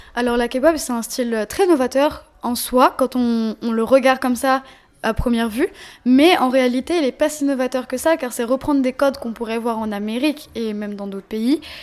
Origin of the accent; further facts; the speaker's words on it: Paris, Île-de-France, France; also born or lived in Seine-et-Marne; J'ai grandi à Paris. Mm. beaucoup à Paris 13. Je suis née là-bas d'ailleurs. Et euh, j'ai grandi aussi en Seine-et-Marne